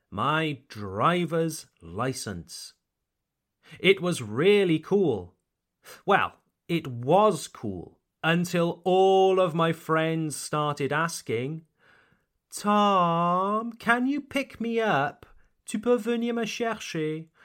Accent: United Kingdom; I am British, and I only went to school in the United Kingdom

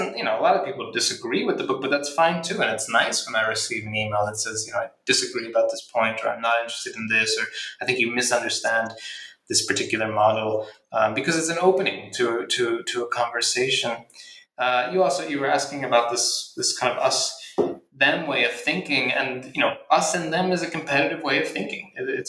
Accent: Philadelphia, Pennsylvania, United States; I grew up in Philadelphia, so, you know, like the football Eagles team on the weekend

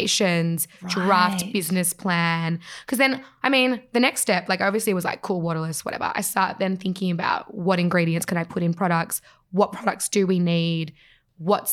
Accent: Australia; We all grew up in Australia.

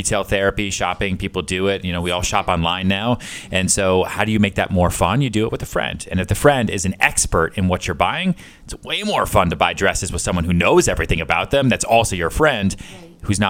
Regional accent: Houston, Texas, United States; born there; also born or lived in Long Island, United States / Boston, United States; I was born in Texas, born in Houston, okay. I bounced around a lot, moved around Long Island, moved around Boston, went to college in upstate New York

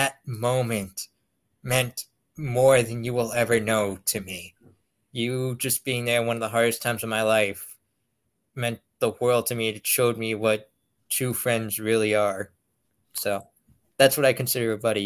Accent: Pennsylvania, United States; I'm from Pennsylvania.

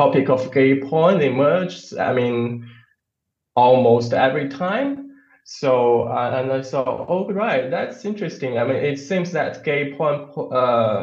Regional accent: Shenzhen, Guangdong, China; English is a second language; also born or lived in Hebei / Tianjin / United Kingdom; now in Zhuhai, China; I was born in Hebei province, and then I moved to Shenzhen. So basically, I can say I grown up in Shenzhen

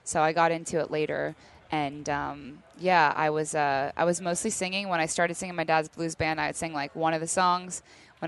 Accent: Oregon, United States; also born or lived in Abington, Pennsylvania; when we moved to Oregon from Philadelphia

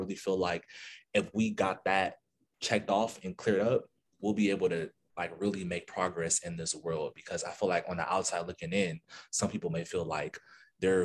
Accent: Los Angeles, California, United States; I'm from

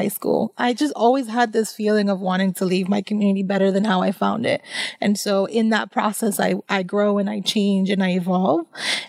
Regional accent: Somerville, Massachusetts, United States; moved away as an adult; also born or lived in Dorchester, Boston / Pennsylvania; now in Dominican Republic; I grew up in Somerville, Massachusetts. I left Somerville when I was 18

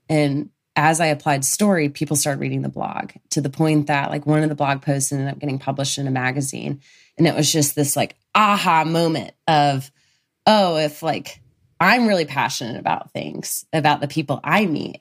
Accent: Birmingham, Alabama, United States; moved away; I'm from Birmingham, Alabama originally

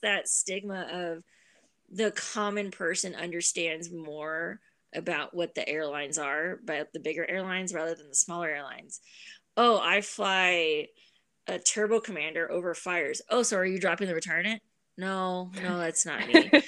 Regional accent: San Bernardino, California, United States; Growing up in Southern California, living five minutes away from San Bernardino

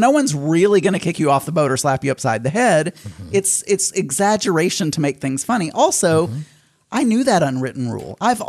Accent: Arkansas, United States; I grew up in Arkansas.

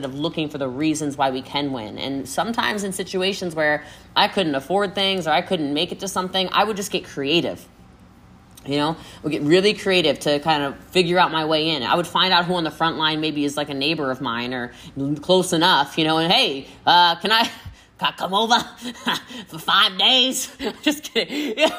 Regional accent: Frederick County, Maryland, United States; moved away; I'm from a really small town. I'm from Frederick County, Maryland

